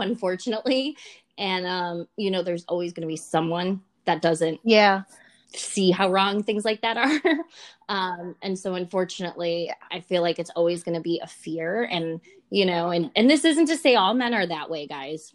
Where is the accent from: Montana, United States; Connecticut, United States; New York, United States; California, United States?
New York, United States; Buffalo; I'm from Buffalo, New York originally. And I often get told my accent people think I'm from Canada